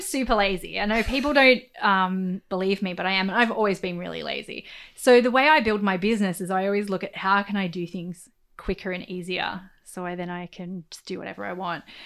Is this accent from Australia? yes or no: yes; Central Coast, New South Wales, Australia; I'm from the Central Coast, right? I grew up in like housing commission on the Central Coast.